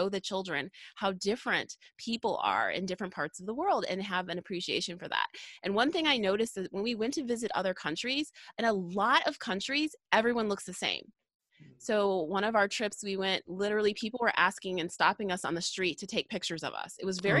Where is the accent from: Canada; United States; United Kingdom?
United States; When I think of America, I'm American. I should have an opinion.